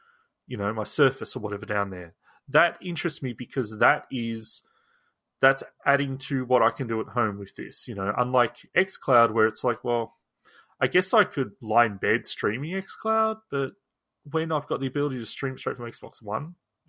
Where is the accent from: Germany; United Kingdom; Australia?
Australia; I'm an Australian.